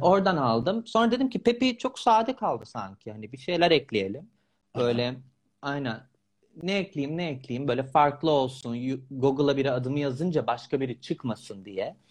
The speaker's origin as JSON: {"language": "Turkish", "region": "İzmir", "country": "Turkey", "tie": "born or raised there", "moved": "as an adult", "said": "İzmirliyim ben aslında. İzmir'in kızları biliyorsun."}